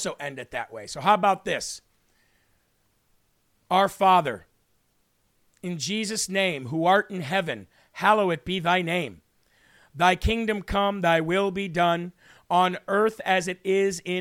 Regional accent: Illinois, United States; now in New Hampshire, United States; Illinois, my home state

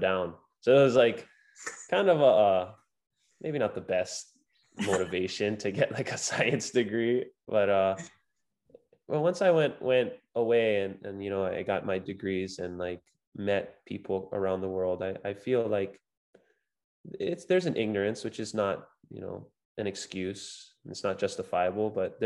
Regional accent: Big Island, Hawaii, United States; I grew up surfing here on the Big Island

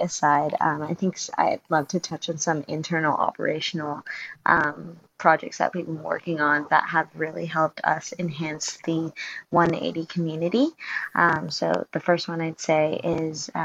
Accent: Hong Kong; moved away as an adult; now in Sydney, Australia; I'm originally from Hong Kong, but I moved to Sydney about 3 years ago to pursue my degree

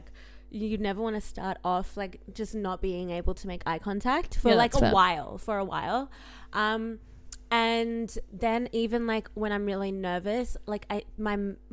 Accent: Singapore; now in Australia; I grew up in Singapore

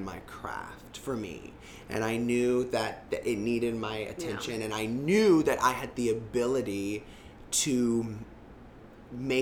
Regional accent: Florida, United States; moved away as an adult; I'm from Florida

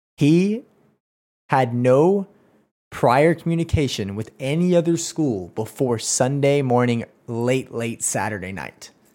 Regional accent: Oklahoma, United States; I am from Oklahoma.

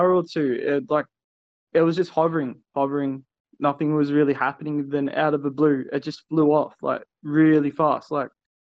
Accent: Melbourne, Victoria, Australia; now in Cardiff, United Kingdom; I'm from Cardiff. I'm originally from Melbourne, Australia.

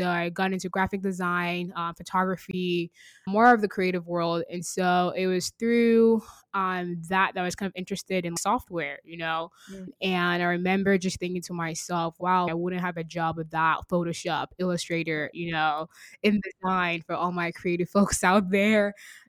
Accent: Virginia, United States; also born or lived in Nigeria / Texas; now in Seattle, United States; I was born in Nigeria, raised in Virginia, educated in Texas, and now in Seattle.

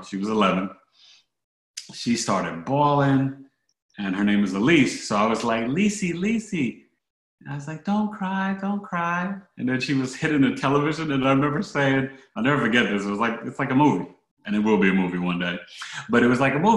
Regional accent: New York City, New York, United States; now in Scottsdale, United States; I am a native New Yorker, born and raised in New York City

